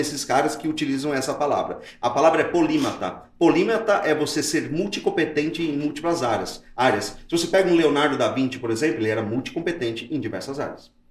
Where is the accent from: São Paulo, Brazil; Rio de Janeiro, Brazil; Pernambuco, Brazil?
São Paulo, Brazil; Mauá; a gente veio de Mauá, da periferia de Mauá